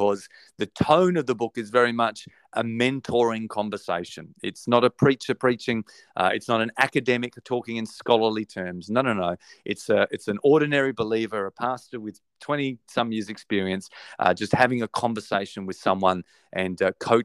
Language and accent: English; Australia; accent: Australian; my Australian accent